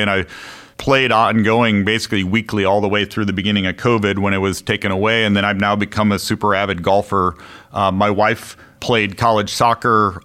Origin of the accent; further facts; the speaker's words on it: Chicago, Illinois, United States; moved away as an adult; also born or lived in Connecticut; now in Bay Area, United States; I grew up in Chicago